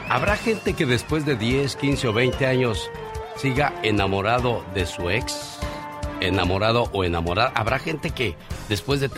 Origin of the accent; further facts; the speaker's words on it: Sinaloa, Mexico; moved away; Porque un día salí de Sinaloa, pero Sinaloa nunca salió de mí.